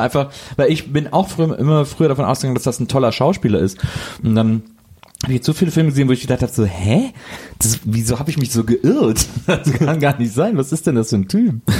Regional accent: Germany; als Deutscher

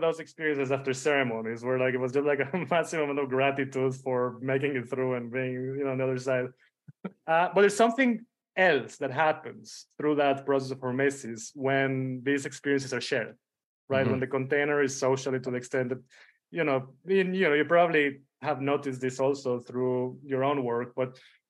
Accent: Israel; also born or lived in Mexico City, Mexico; You know, I was born in Mexico City, but then when I was 12 or 13, we moved out of Mexico we went to Tel Aviv, well, close to Tel Aviv, a small town just north of Tel Aviv in Israel. And that's where I grew up

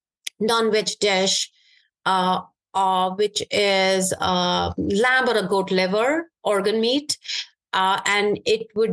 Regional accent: Srinagar, Jammu and Kashmir, India; now in United States; My early days were actually growing up in Kashmir, in Srinagar, which is the capital city of Kashmir.

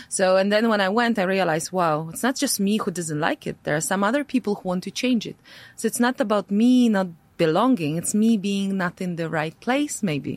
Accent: Latvia; English is a second language; moved away as an adult; my parents are Russian. Uh, however, I born in, uh, I was born in Latvia, right? So I speak Latvian. I have my passport. So for me, Latvia was always a home home

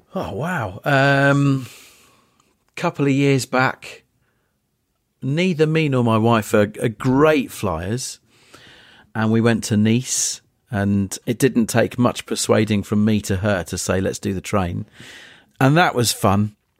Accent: Polegate, South East England, United Kingdom; I grew up in Eastbourne, just outside Eastbourne, Polegate, a couple of stops down the line.

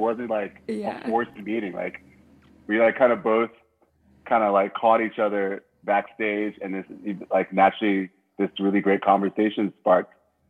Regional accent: Liberia; also born or lived in Plainfield, United States; And I was born in Plainfield, New Jersey, which is like 30 minutes outside of New York City. And shortly after I was born, probably like 6 months after I was born, we moved back to Liberia, where I lived for a good chunk of my childhood

